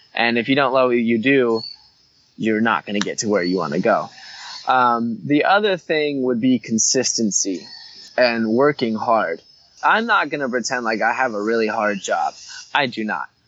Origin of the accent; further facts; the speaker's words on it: Hawaii, United States; growing up in Hawaii, you're just surrounded by beauty